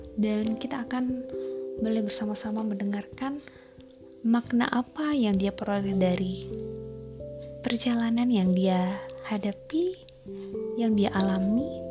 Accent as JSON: {"language": "Indonesian", "area": "Medan, Karo Regency", "region": "North Sumatra", "country": "Indonesia", "moved": "yes", "lives_now": "Surakarta, Indonesia", "said": "Saya berasal dari Medan, tepatnya Kabupaten Karu"}